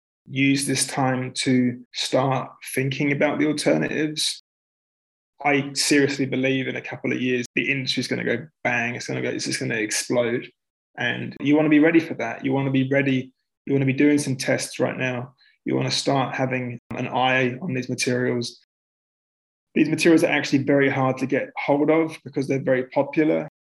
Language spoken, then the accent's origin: English; England, United Kingdom; Like, would you do it in England? Like, in my home country, would you do it in Canada? Because I'm a citizen.